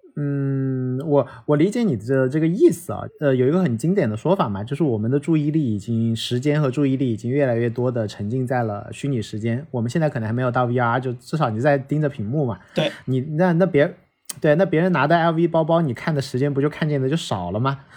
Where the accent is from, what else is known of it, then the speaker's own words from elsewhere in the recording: China; 作为一个中国人看到那些报告的心态非常地酸涩